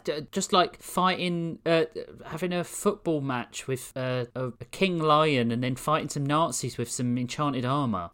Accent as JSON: {"language": "English", "region": "London", "country": "United Kingdom", "tie": "born or raised there", "accent": "southeast London", "said": "I was born in Greenwich in the southeast"}